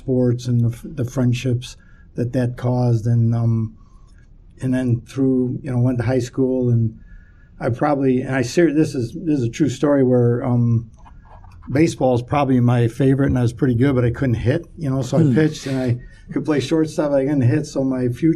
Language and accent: English; Chicago, Illinois, United States; I grew up in Chicago, Southwest Side